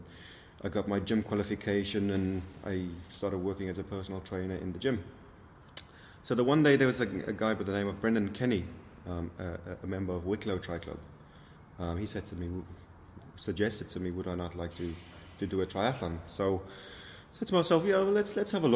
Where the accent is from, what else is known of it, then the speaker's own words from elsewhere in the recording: South Africa; now in Ireland; I was born and raised in South Africa.